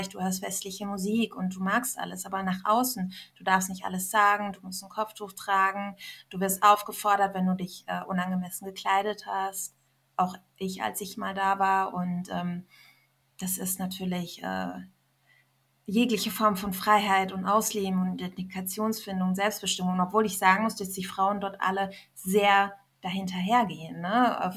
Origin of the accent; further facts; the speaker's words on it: Iran; also ich als Iranerin habe ihr so viel zu verdanken